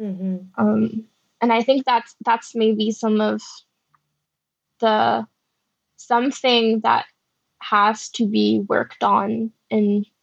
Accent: Singapore; It was more when I was growing up in Singapore and becoming a young woman

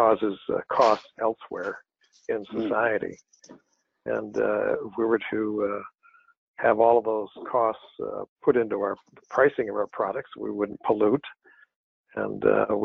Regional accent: Grand Rapids, Michigan, United States; also born or lived in Connecticut / New York; I was born and raised in Grand Rapids. Went to high school here

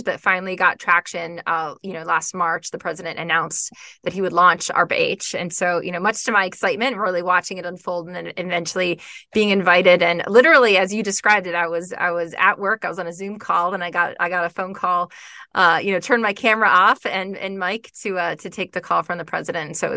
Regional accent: Florida, United States; moved away as an adult; also born or lived in Georgia; I grew up in Florida, close to the beach

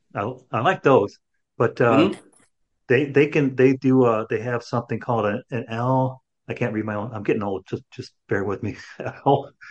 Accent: Chicago, Illinois, United States; now in Texas, United States; I'm originally from Chicago, but I'm a Texan now

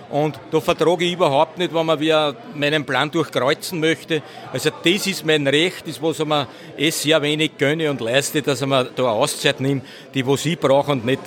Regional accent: Allentsteig, Lower Austria, Austria; born there; Geboren bin ich in unserer schönen Garnisonsstadt in Allensteig und Wohnhof bin ich zwei Kilometer aus Allensteig entfernt. Das ist so ein kleines Bauerndorf, so ein idyllisches.

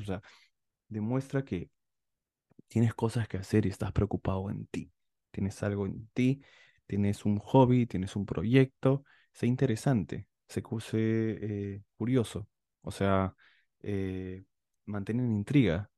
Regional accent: Peru; los peruanos somos considerados los feos de Latinoamérica

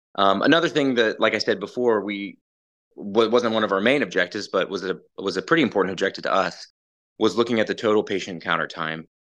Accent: Ponca City, Oklahoma, United States; also born or lived in Allentown, Pennsylvania; I'm from Ponca City, Oklahoma. Grew up in Oklahoma.

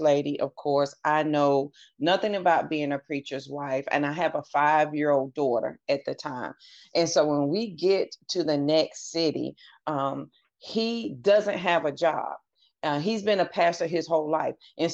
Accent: the South, United States; moved away as an adult; I'm from the South, a good Southern family.

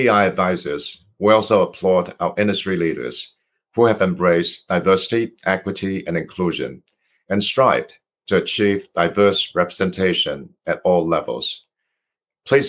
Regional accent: Hong Kong; now in United States; I am an immigrant from Hong Kong

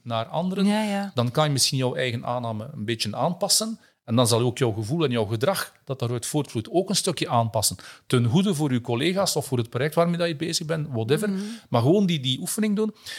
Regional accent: Flanders, Belgium

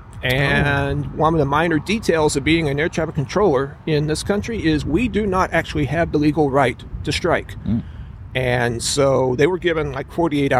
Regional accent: Houston, Texas, United States; moved away; I'm from Houston originally. Still have family there. A great place to be from.

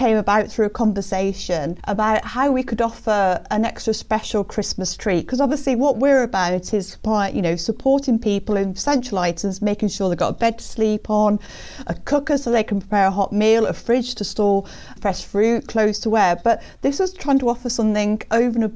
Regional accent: Birmingham, West Midlands, United Kingdom; I grew up in Birmingham

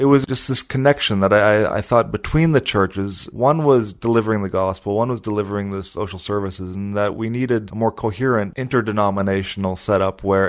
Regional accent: Canada; moved away as an adult; also born or lived in United States / Slovakia; now in London, United Kingdom; I was born in Canada. My parents are refugees from the former Czechoslovakia

